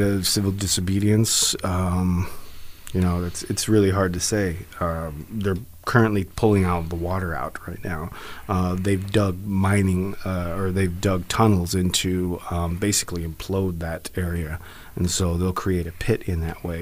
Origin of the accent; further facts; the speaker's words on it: Black Mesa, Arizona, United States; I'm actually from the Navajo Reservation, Black Mesa specifically.